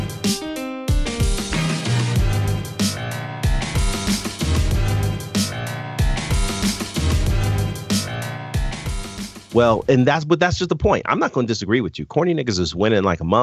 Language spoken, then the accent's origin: English; Denver, Colorado, United States; my hometown of Denver, Colorado, and went to my high school, East High